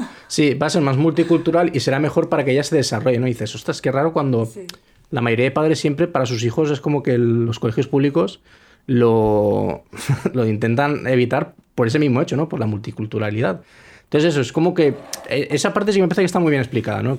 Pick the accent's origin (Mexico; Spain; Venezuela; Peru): Spain; soy español